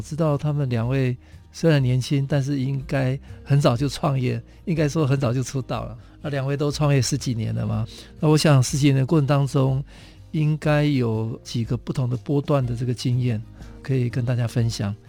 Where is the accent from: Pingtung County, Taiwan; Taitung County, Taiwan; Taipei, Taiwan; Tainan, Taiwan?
Taitung County, Taiwan; 我我是台东人了哈